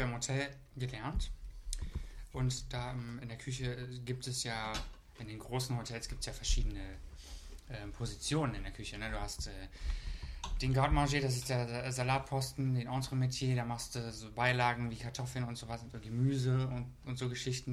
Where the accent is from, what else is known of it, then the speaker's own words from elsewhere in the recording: Brandenburg, Germany; ich komme ja aus dem tiefsten Brandenburg